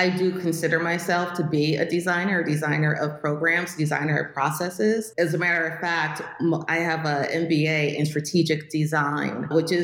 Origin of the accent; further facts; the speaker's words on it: Newburgh, New York, United States; moved away as an adult; also born or lived in Westchester County, New York / Albany, New York / Nashville, Tennessee; now in Texas, United States; I grew up in New York State